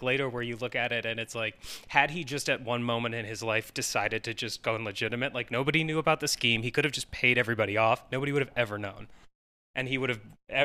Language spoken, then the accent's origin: English; Canton, Ohio, United States; I'm from Ohio in Canton, and the Goodyear factory is like the headquarters is like 20 minutes from my house